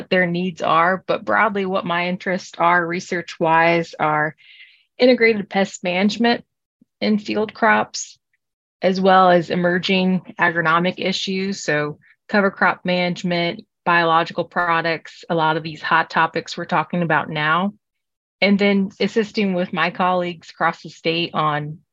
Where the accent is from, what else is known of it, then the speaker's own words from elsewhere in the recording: Kalida, Ohio, United States; also born or lived in Williams County, Ohio / Pandora, Ohio; I'm originally from Kaleida, Ohio, which is up in the northwestern corner of the state